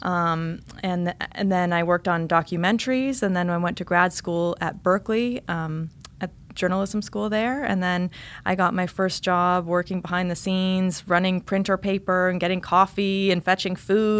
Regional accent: eastern Oregon, United States; also born or lived in Germany / Boston / Los Angeles; now in South Florida, United States; eventually moved to this really small town in the mountains of eastern oregon uh, really rural environment

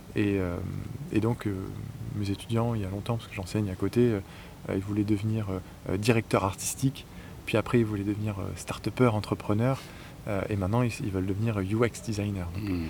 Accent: northern France, France; moved away as an adult; also born or lived in Paris; je suis originaire du nord de la France, donc je suis débarqué à Paris

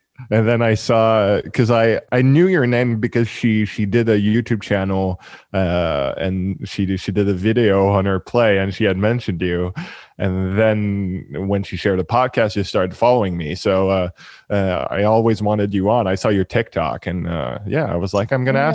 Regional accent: Canada; I'm a guy from Canada

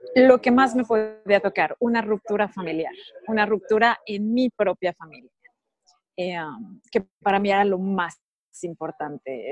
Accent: Mexico; moved away as an adult; also born or lived in Monaco; now in Switzerland; yo soy mexicana, nací y crecí en México.

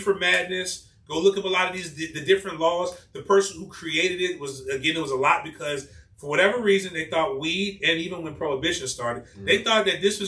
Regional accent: United States; moved away; also born or lived in Spain; as an American

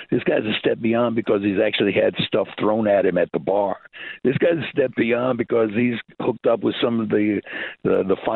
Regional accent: Schaumburg, Illinois, United States; I grew up in Schaumburg, just north of Chicago.

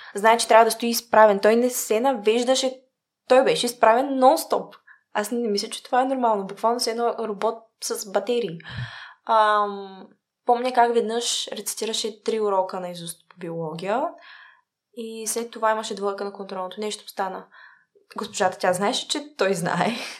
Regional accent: Bulgaria; also born or lived in Sofia; преди всичко съм българка

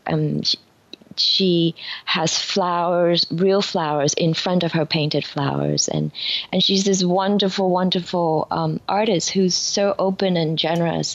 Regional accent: Vietnam; born or raised there; now in New York, United States

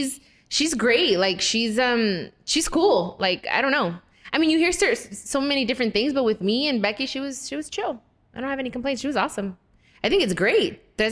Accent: West Coast, United States; You know what? I'm from the West Coast.

